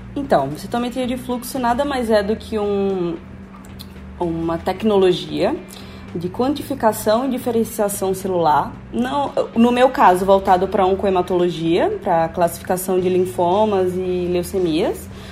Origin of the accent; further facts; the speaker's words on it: Natal, Rio Grande do Norte, Brazil; moved away as an adult; now in São Paulo, Brazil; sou de Natal, Rio Grande do Norte